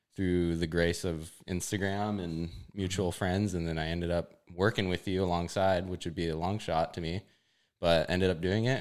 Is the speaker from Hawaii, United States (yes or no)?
yes; Hawaii, United States; moved away as an adult; also born or lived in California; I'm from Hawaii